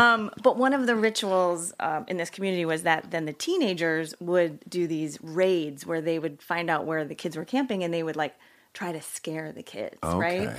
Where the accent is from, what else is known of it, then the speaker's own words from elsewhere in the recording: New Jersey, United States; also born or lived in Pennsylvania; I grew up in New Jersey.